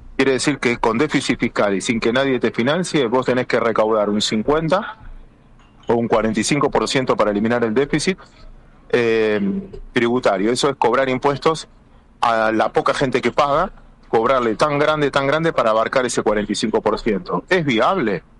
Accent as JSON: {"language": "Spanish", "country": "Argentina", "said": "los argentinos"}